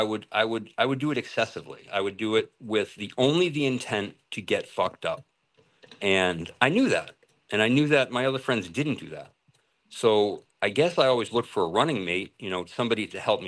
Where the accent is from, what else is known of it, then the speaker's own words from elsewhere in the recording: Massachusetts, United States; moved away as an adult; also born or lived in Singapore / Thailand; I went to Central Catholic and that's in Lawrence, Mass. I grew up in Mass